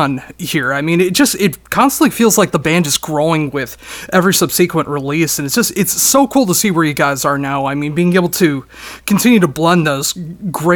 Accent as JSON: {"language": "English", "region": "Minnesota", "country": "United States", "said": "I'm from Minnesota in the States."}